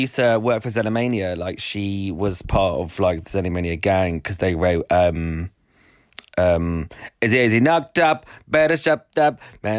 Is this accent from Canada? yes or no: yes; Welland, Ontario, Canada; so I went, I'm from Welland.